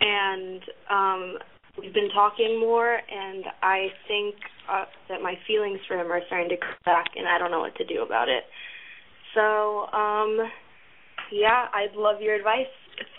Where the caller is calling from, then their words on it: Studio City, California, United States; I live in Studio City, and I'm 16.